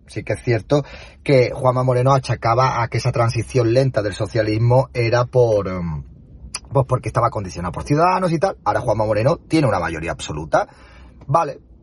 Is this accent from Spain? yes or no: yes; Spain; Somos españoles de bien